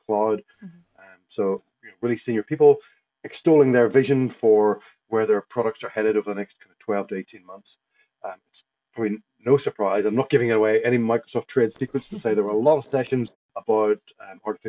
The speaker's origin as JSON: {"language": "English", "town": "Lisburn", "region": "Northern Ireland", "country": "United Kingdom", "tie": "born or raised there", "also_born_or_lived": "Portrush, Northern Ireland / Edinburgh, Scotland / Midlands, England / Los Angeles, California, United States", "moved": "as an adult", "lives_now": "Brisbane, Australia", "said": "I grew up in Belfast, Lisburn, just outside Belfast."}